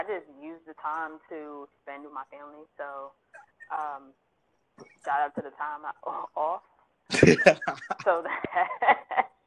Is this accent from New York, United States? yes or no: yes; New York City, New York, United States; now in Chesapeake, United States; my location is Chesapeake, Virginia, but I hail from Harlem, New York City